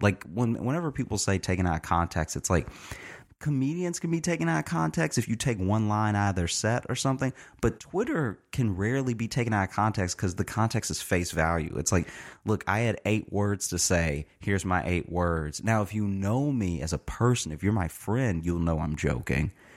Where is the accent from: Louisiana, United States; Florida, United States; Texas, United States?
Louisiana, United States; also born or lived in Chicago; now in New York, United States; I grew up in Louisiana